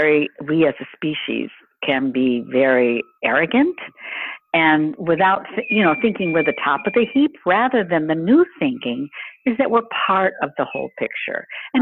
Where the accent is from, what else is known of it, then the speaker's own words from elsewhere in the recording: Chicago, Illinois, United States; born there; moved away as an adult; also born or lived in New Orleans; And I think I was born in Chicago, right outside Evanston, Illinois, and moved away when I was young, about 18.